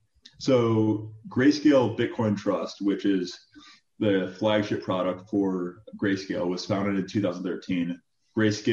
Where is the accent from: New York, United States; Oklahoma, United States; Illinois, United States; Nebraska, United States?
Illinois, United States; Chicago; also born or lived in Michigan; Originally from Chicago. I grew up in the city of Chicago. Went to University of Michigan. Midwest upbringing.